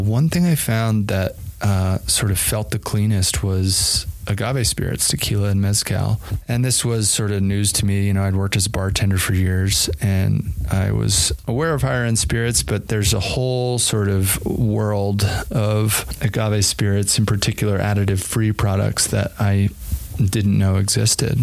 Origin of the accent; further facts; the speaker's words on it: New Jersey, United States; moved away as an adult; also born or lived in Colorado / Yosemite National Park, California; now in Jackson Hole, United States; I grew up in the East Coast in New Jersey, of all places